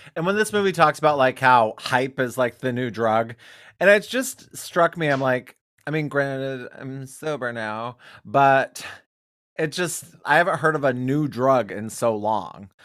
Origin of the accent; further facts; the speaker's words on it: Wyoming, United States; I'm from Wyoming